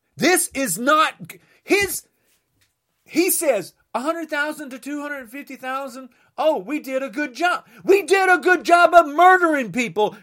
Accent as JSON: {"language": "English", "country": "United States", "said": "I am American"}